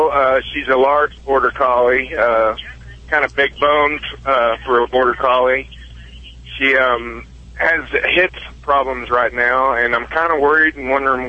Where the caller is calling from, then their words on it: Mount Pleasant, Iowa, United States; Actually, Mount Pleasant, Iowa. I'm just pulling into a Walmart distribution center.